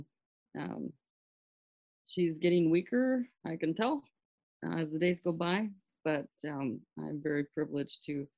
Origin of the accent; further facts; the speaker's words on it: Pakistan; So I grew up in Pakistan, and I went to a missionary boarding school in the north, in the foothills of the Himalayan mountains.